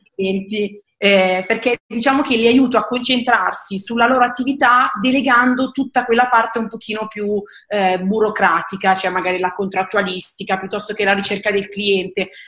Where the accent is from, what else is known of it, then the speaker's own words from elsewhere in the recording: Seregno, Lombardy, Italy; ho 28 anni e sono di Seregno